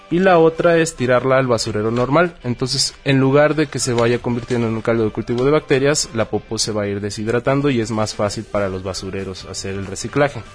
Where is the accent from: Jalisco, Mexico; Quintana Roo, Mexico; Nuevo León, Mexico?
Quintana Roo, Mexico; Chetumal; moved away as an adult; now in Mexico City, Mexico; yo soy de Chetumal, Quintana Roo, y vengo desde ahí, aquí estoy en Distrito Federal ya radicando un año